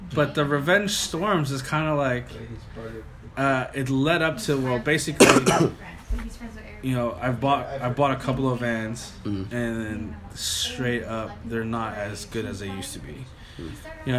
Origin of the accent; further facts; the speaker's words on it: West Coast, United States; also born or lived in Los Angeles; now in New York, United States; I'm from the West Coast